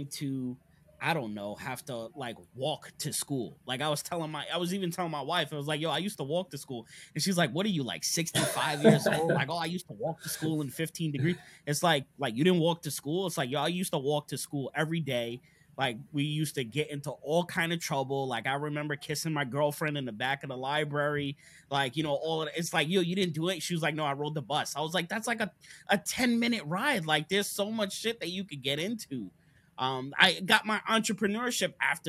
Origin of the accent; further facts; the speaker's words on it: Long Island, New York, United States; moved away as an adult; now in Wilmington, United States; I grew up in Long Island, New York